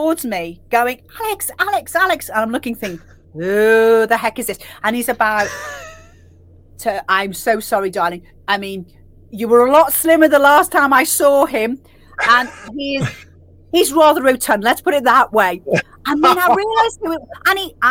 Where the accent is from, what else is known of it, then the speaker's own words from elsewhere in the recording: Liverpool, North West England, United Kingdom; I'm from Liverpool